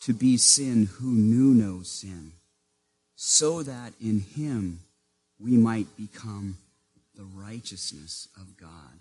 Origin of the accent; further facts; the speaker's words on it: Maine, United States; born or raised there